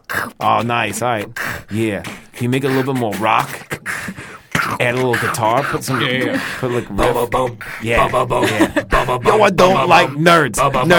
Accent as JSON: {"language": "English", "town": "Staten Island", "region": "New York", "country": "United States"}